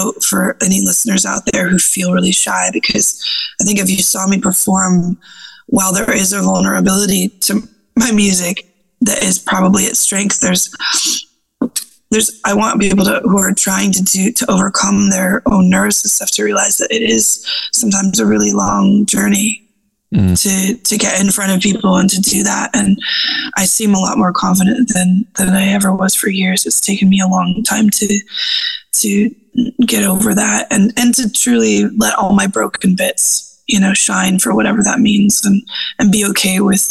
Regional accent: United States; moved away as an adult; also born or lived in Berlin, Germany; now in Edinburgh, United Kingdom

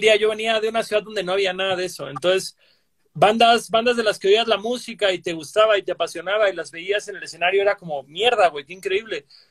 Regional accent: Cancún, Quintana Roo, Mexico; now in Mexico City, Mexico; yo que soy de Cancún y que también soy de la playa, donde nunca hay temblores. Cuando acaba de mudarme al DF

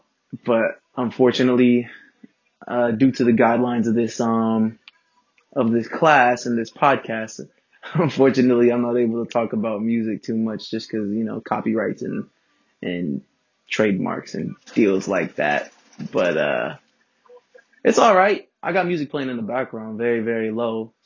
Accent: Inland Empire, California, United States; I'm from the Inland Empire. Not really Los Angeles

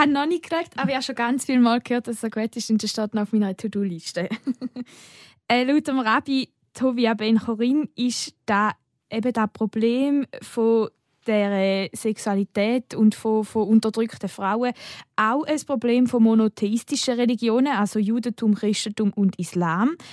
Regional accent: Switzerland; bei uns in der Schweiz

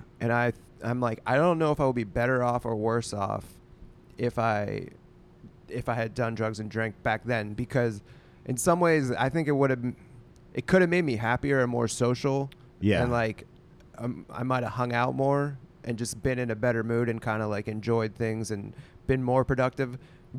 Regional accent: Pittsburgh, Pennsylvania, United States; it was more bro-y than where I grew up in Pittsburgh.

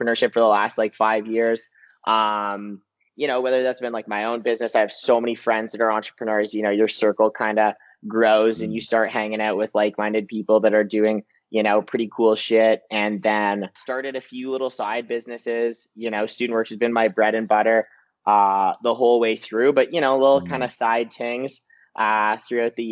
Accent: Peterborough, Ontario, Canada; now in London, Canada; I'm from Peterborough, and basically grew up there my whole entire life.

